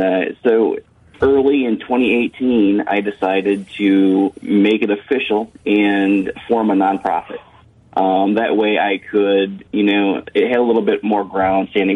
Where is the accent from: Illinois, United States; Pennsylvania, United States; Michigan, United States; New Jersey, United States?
Michigan, United States; moved away; I'm from Michigan originally and fished Lake Michigan a lot